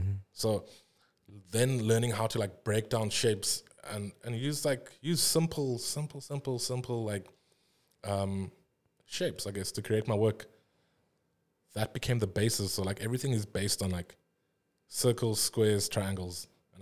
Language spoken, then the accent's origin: English; South Africa; I think a lot of the time, like as any South African illustrator, I think our work is also inherently like South African